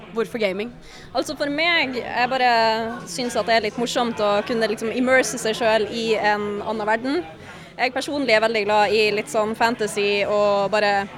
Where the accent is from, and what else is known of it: Northern Norway, Norway; now in Oslo, Norway